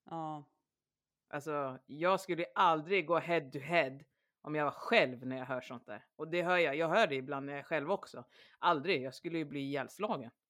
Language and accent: Swedish; Sweden; also born or lived in Gotland, Sweden / Öland, Sweden; Jag var så här, men jag är ju så svensk som man kan bli. Men nu är jag en invandrare.